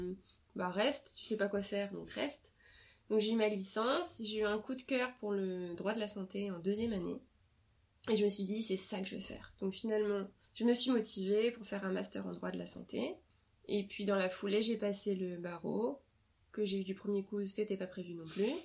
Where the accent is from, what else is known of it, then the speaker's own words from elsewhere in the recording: France; first language French; je suis née en France et j'ai grandi en France donc ma langue maternelle c'est le français